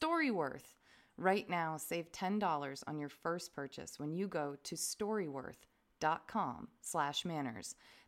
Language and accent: English; Vermont, United States; I'm not from here. I'm from Vermont.